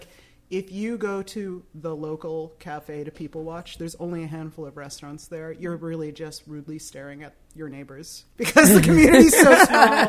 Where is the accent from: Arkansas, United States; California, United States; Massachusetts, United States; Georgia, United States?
Massachusetts, United States; Boston; I'm hesitant to say this in a New York street art podcast, but I'm originally from Boston.